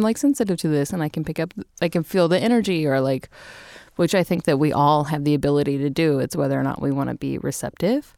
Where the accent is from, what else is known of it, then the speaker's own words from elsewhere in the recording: Little River Academy, Texas, United States; I grew up in Texas. I grew up in a town called Little River Academy, Texas, for the most part. Um, We moved there when I was thirteen